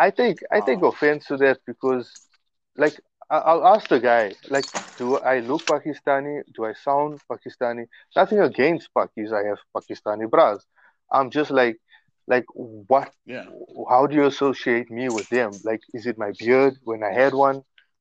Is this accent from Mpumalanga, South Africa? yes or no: yes; Mbombela, Mpumalanga, South Africa; I came from Rob Ferreira, like, in 1984